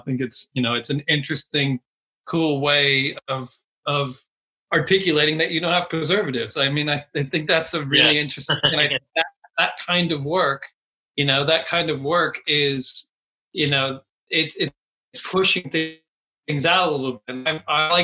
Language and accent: English; Texas, United States; moved away as an adult; now in London, United Kingdom; I'm from Texas and I'm from a very small town in Texas